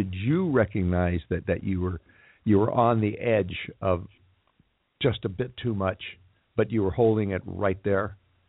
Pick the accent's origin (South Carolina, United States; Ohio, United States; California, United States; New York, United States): California, United States; Los Angeles; as this is my hometown